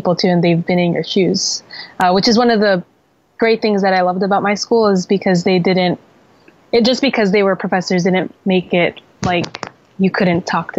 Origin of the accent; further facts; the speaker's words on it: Jersey City, New Jersey, United States; moved away as an adult; also born or lived in Philadelphia; So I was born and raised in Jersey City, New Jersey, which is about 20 minutes from New York City. So that's as big of a city as you can get.